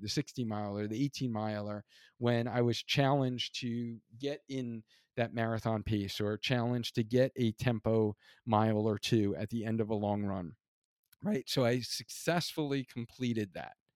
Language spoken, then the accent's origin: English; New York, United States; moved away; also born or lived in Hartford; being an original New Yorker